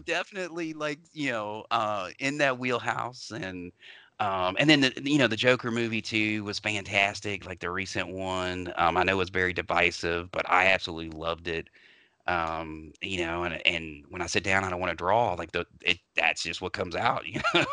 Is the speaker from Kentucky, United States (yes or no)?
yes; Louisville, Kentucky, United States; I grew up in Louisville